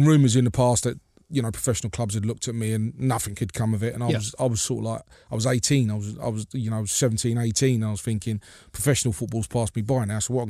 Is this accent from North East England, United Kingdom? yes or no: no; London, United Kingdom; Yeah, it was kind of strange growing up in West London. Not far from where QPR was, to be honest with you.